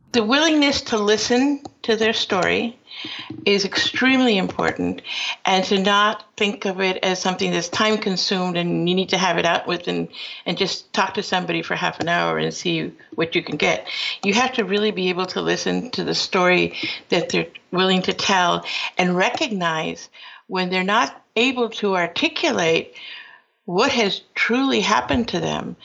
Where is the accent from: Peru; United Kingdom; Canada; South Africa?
Peru; now in United States; I am from Peru, uh, but my father was invited to this country and uh, went to school at Cornell, and returned to Peru, where I was born, and then later on decided to come back to the United States